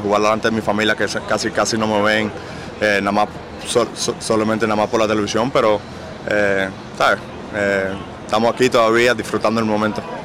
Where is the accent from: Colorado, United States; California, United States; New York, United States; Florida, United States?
Florida, United States; Miami; es la ciudad mía, donde yo nací